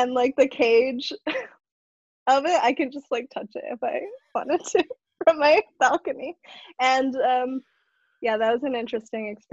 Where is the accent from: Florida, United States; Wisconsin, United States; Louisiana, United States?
Wisconsin, United States; Madison; also born or lived in Manado, Indonesia / Japan / China; I'm basically a tourist in my hometown